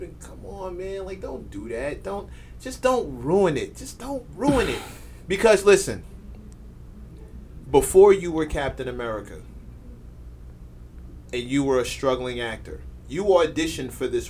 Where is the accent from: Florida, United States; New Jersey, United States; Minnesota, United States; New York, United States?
New York, United States; also born or lived in Brooklyn; just a little guy in Queens, from Queens, who lives in Brooklyn.